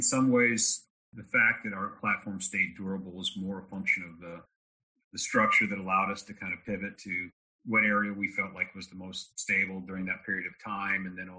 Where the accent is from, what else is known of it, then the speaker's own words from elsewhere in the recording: Texas, United States; But I spent my formative years in Texas. I'm married a Texan, so I'm one by proxy.